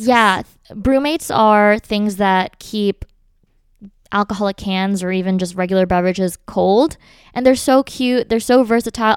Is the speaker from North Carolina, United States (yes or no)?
no; Philadelphia, Pennsylvania, United States; we're all from Philly